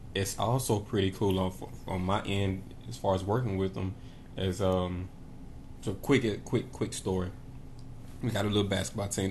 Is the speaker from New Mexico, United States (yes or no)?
no; Knoxville, Tennessee, United States; I grew up in Knoxville, Tennessee